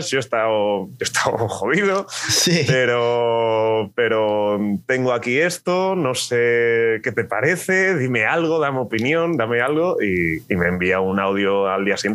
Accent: Terrassa, Catalonia, Spain; born there; now in Alicante, Spain; yo nací en Tarrasa, que está cerquita de Barcelona. Ah, ok. Pero mi casa y mi familia y mi todo está en un pueblecito de Almería.

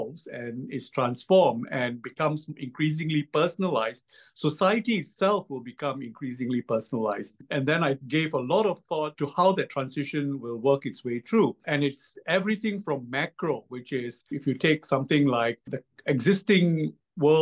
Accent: Malaysia; moved away as an adult; now in Singapore; I was born in Malaysia and I spent my entire adult life in Singapore. I moved to Singapore to complete my university

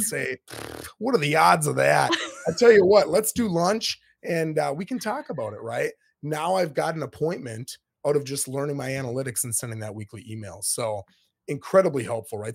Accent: Minnesota, United States; moved away as an adult; now in Florida, United States; I'm from Minnesota. I lived there till I was twenty-seven years old.

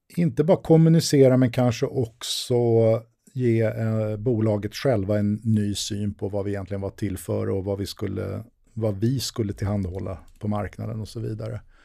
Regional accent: Sweden; jag var svensk men ändå hade varit ute i världen

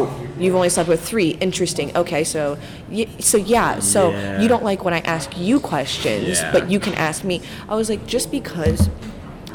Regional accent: Des Moines, Iowa, United States; I'm from Des Moines

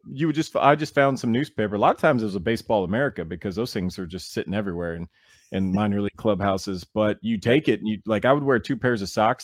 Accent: Nashville, Tennessee, United States; I'm from Nashville, so I, you know, I, I kinda commute back and forth

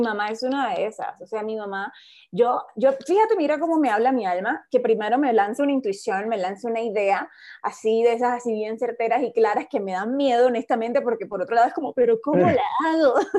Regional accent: Colombia; en mi país, en Colombia

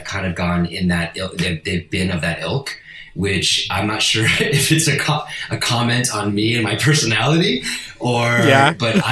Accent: Italy; first language Italian; English is a second language; moved away; also born or lived in Spain; I was born in Spain, but my mom's Italian, and we moved to Italy soon after that. I think I was in Spain for like 2 weeks, and my first language is Italian

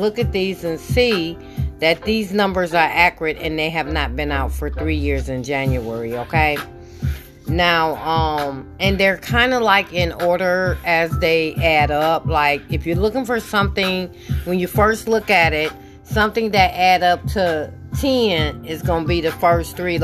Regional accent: Michigan, United States; I'm from Michigan.

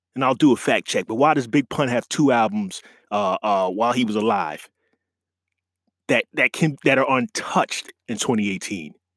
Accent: New York, United States; being a New York guy

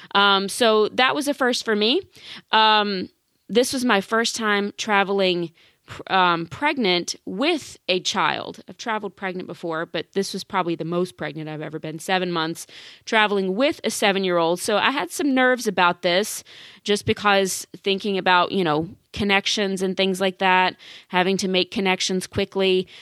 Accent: Baton Rouge, Louisiana, United States; that is the name of, of my hometown. That's the name of the capital city of Louisiana

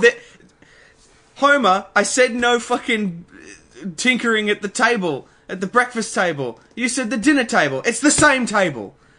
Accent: Australia; we didn't think that we would have as much Australian pride as we've ended up having

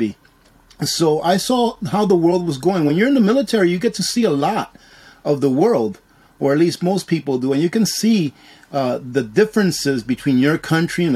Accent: New York, United States; moved away as an adult; also born or lived in Dominican Republic; now in Alaska, United States; I was born in Dominican Republic, and when I was 3 years old, I immigrated to the United States. I grew up in New York, or I was raised in New York

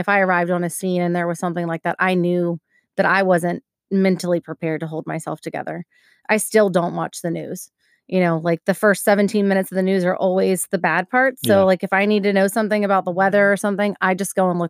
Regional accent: Maryland, United States; I'm from Maryland. Don't make fun of Maryland.

